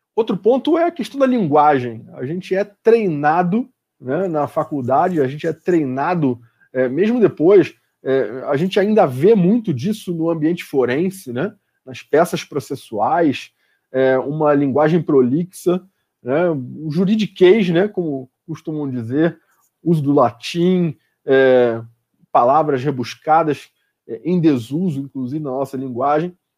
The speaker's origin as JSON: {"language": "Portuguese", "region": "Rio de Janeiro", "country": "Brazil", "moved": "yes", "lives_now": "São Paulo, Brazil", "said": "no Rio de Janeiro, que é de onde eu sou, o estado de onde eu sou"}